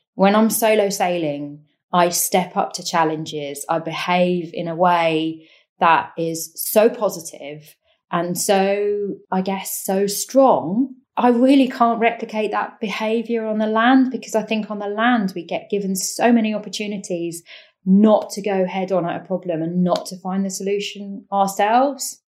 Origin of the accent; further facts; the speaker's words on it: Cambridgeshire, East of England, United Kingdom; I grew up in Cambridgeshire, which is in East Anglia, completely landlocked county